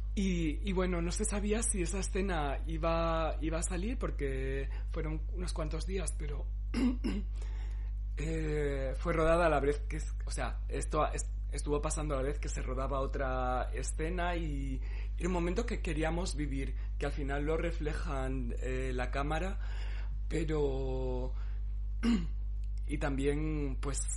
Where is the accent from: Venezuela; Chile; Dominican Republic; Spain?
Spain; Cáceres, Extremadura; moved away; yo me crié allí, en Cáceres